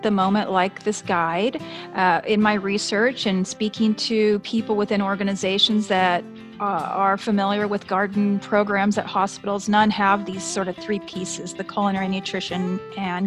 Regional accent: Southern California, United States; I do live in Southern California, and I grew up in Southern California

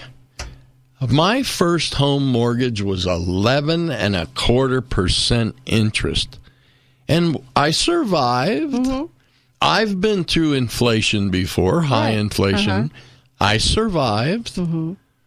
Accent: United States; We grew up in the United States of America

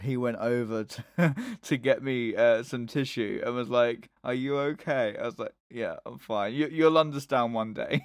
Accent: England, United Kingdom; I'm English

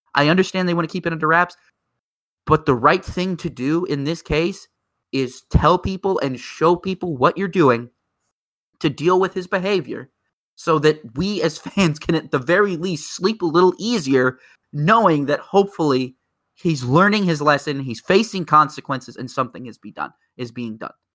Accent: United States; I'm very American here. I'm showing my, my Yankee heritage here.

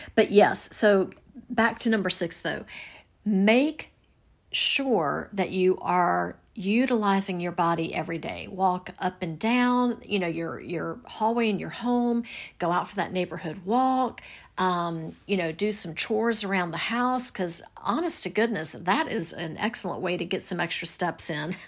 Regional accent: the South, United States; I'm from the South

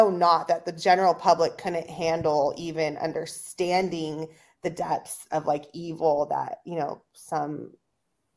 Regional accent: Rockland, United States; a Rockland PD officer like in my hometown

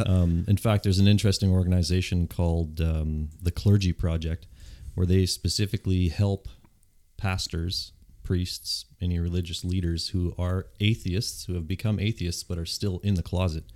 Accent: Yontzee, Manitoba, Canada; I grew up in Yontzee

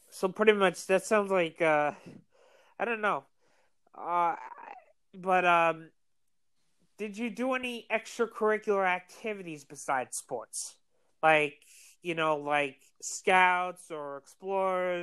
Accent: New York, United States; I am from New York.

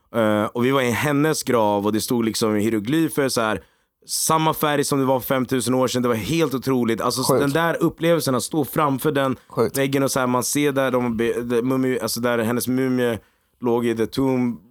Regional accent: Egypt; jag är egyptier också

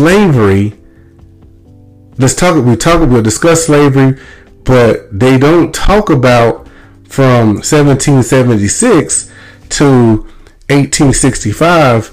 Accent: Mississippi, United States; I'm from Mississippi

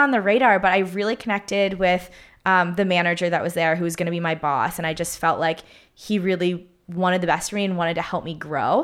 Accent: Pittsburgh, Pennsylvania, United States; moved away as an adult; now in Southern California, United States; growing up in Pittsburgh, every single Sunday revolved around

